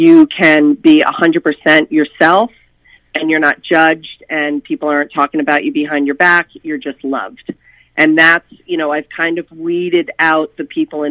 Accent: Bernardsville, New Jersey, United States; moved away as an adult; also born or lived in Boulder, Colorado; we moved back to our hometown of Bernardsville and Peapack Gladstone, New Jersey, my husband and I.

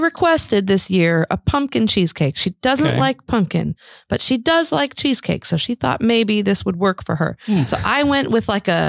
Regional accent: Chicago, Illinois, United States; now in Indiana, United States; We're all from Chicago

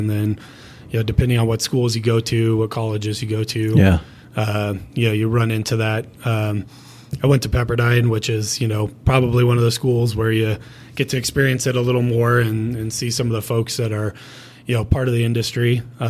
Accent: Pasadena, California, United States; moved away as an adult; also born or lived in Washington, D.C.; now in Colorado, United States; Grew up in Pasadena, so right by the Rose Bowl, about a mile from the Rose Bowl.

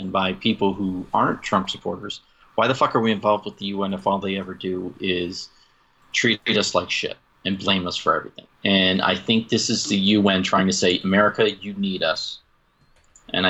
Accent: New England, United States; now in Utah, United States; I lived in New England. I grew up in New England

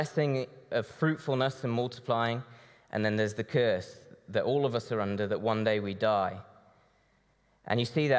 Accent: Brazil; now in United Kingdom; This church sent my mom and dad out to Brazil back in the 80s as missionaries. So I grew up in Brazil, and I now work fitting shutters in the Birmingham area.

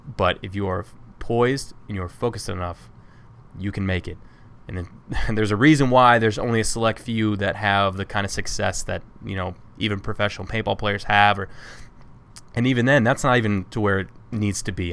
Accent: Toledo, Ohio, United States; also born or lived in Jacksonville, North Carolina; I grew up in Toledo

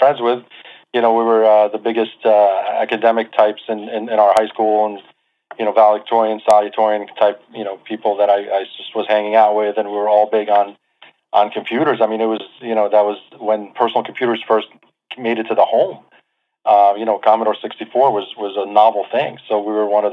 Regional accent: New Jersey, United States; born or raised there; also born or lived in Beirut, Lebanon / Manhattan, New York

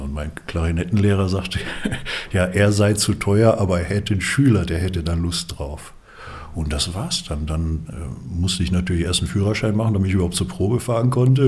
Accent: Dinslaken, North Rhine-Westphalia, Germany; moved away as an adult; also born or lived in Karlsruhe; now in Füssen, Germany; Ich bin groß geworden am Niederrhein. Das lässt sich nicht äh, verbergen. Man hört's.

